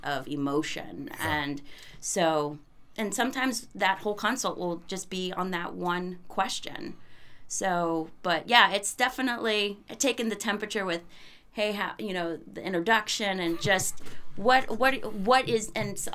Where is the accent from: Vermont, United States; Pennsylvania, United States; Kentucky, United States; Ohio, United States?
Ohio, United States; also born or lived in Austin, Texas; now in New Hampshire, United States; I grew up in Ohio, and then I just moved up here to New Hampshire from Austin